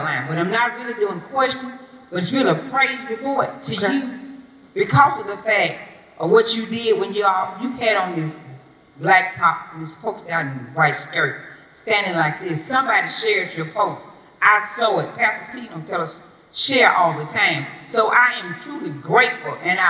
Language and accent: English; Clarksville, Mississippi, United States; I'm from Clarksville, Mississippi.